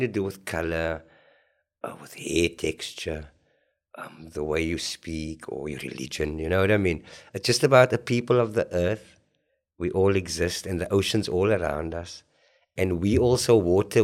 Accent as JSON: {"language": "English", "town": "Cape Town", "region": "Western Cape", "country": "South Africa", "tie": "born or raised there", "said": "I was very fair skinned where I grew up in Grassy Park, uh, Clip Road"}